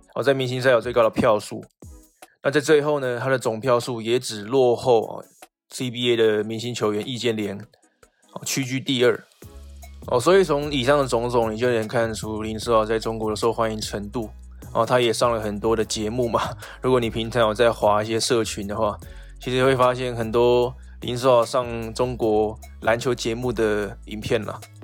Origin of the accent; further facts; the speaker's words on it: Taiwan; 我们台湾这边